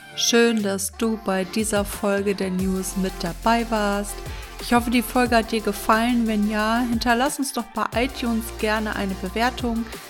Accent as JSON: {"language": "German", "town": "Erkrath", "region": "North Rhine-Westphalia", "country": "Germany", "tie": "born or raised there", "also_born_or_lived": "Düsseldorf", "lives_now": "Minden, Germany", "said": "Also ich bin in Düsseldorf in der Uniklinik geboren und bin aber im Umfeld, Ach. ja, bin ich in, in Erkrath"}